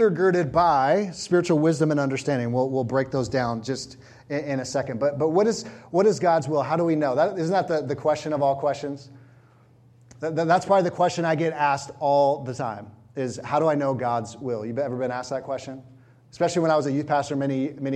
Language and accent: English; California, United States; I was from California